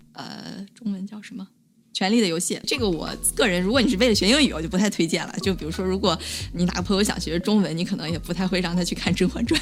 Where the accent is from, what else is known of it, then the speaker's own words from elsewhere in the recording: China; moved away; 我们广大的中国同胞们